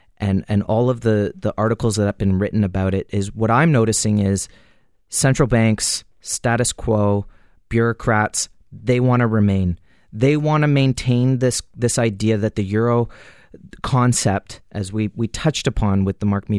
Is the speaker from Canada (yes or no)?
yes; Canada; And as a Canadian, 15 years ago, it would have cost you $500-$600 to buy an ounce of gold.